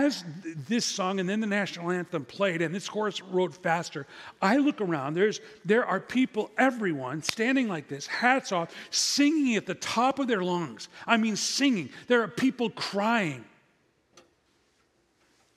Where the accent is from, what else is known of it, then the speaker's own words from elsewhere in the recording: Midwest, United States; I'm from the Midwest